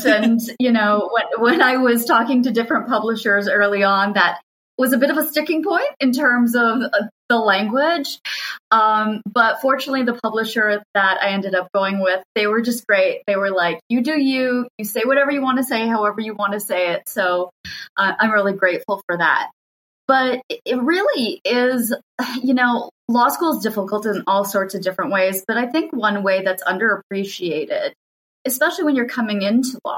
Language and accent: English; Canada; moved away as an adult; also born or lived in Rhode Island / England; now in Buffalo, United States; I'm Canadian. I went to law school in Canada